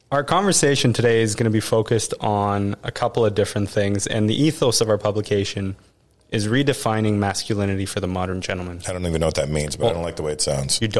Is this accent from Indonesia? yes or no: no; Canada; moved away as an adult; now in United States; I'm still a Canadian